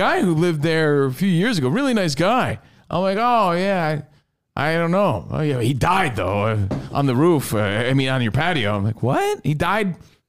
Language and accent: English; Minnesota, United States; Yeah, hell, where are you from? I'm from Minnesota.